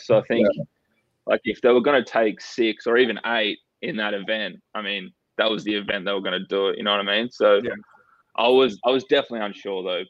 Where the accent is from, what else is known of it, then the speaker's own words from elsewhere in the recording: Perth, Western Australia, Australia; I'm from WA, so Perth, and we moved from Perth because like the COVID restrictions in Perth